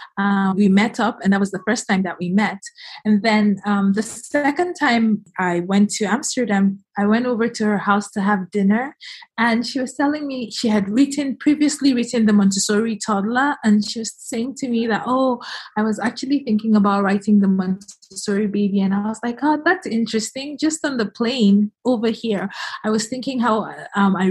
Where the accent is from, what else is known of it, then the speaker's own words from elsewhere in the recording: Nigeria; moved away as an adult; also born or lived in United States / United Kingdom; I was born in Nigeria and I moved to the U.S. on my 17th birthday, college there.